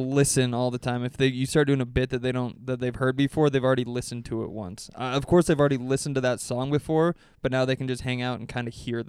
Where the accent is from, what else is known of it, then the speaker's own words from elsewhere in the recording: Boise, Idaho, United States; moved away; my hometown in Boise